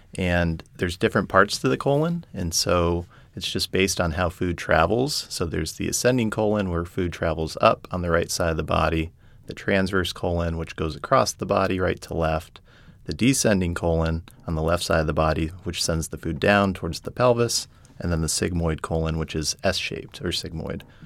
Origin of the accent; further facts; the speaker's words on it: Colorado Springs, Colorado, United States; moved away as an adult; also born or lived in Indiana / Texas / San Diego, California; now in New Orleans, United States; I grew up in Colorado, Colorado Springs